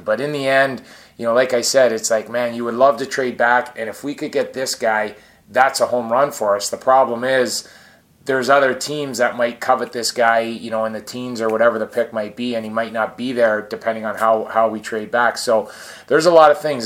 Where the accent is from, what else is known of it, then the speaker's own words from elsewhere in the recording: Scarborough, Ontario, Canada; moved away; grew up in Scarborough where I'm from